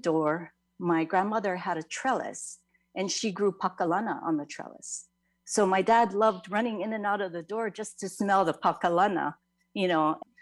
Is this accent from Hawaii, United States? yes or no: yes; Kaneohe, Hawaii, United States; I grew up in Kaneohe